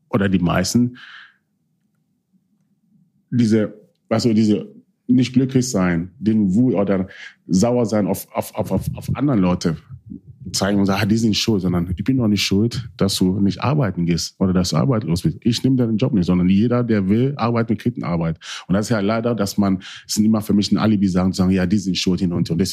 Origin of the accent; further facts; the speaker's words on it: Hanover, Lower Saxony, Germany; ich wollte einfach wieder zu meiner Heimat, Hannover.